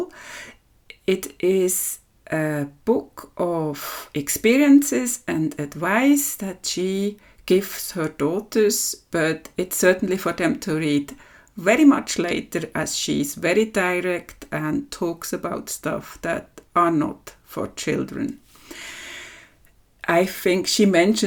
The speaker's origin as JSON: {"language": "English", "country": "Switzerland", "said": "from Switzerland"}